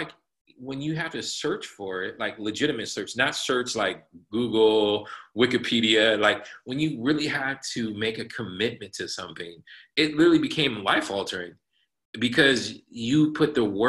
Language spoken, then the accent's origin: English; Santa Barbara, California, United States; I mean, I grew up in Santa Barbara. I say I'm from Santa Barbara. My father was in the military. I graduated from Santa Barbara High School. So I tell people I'm from Santa Barbara